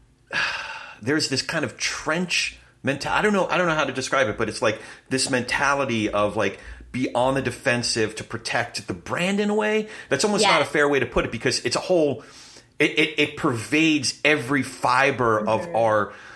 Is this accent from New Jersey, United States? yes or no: yes; Manalapan, New Jersey, United States; my family's all from Brooklyn, but I grew up in Freehold, or the Freehold area. We were in Manalapan